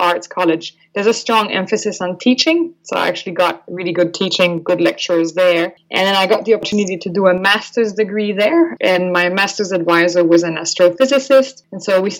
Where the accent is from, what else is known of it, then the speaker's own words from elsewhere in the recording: Quebec, Canada; first language French; English is a second language; moved away as an adult; now in Australia; I'm actually from the Francophone part of Canada, so the East Coast, Quebec province to be precise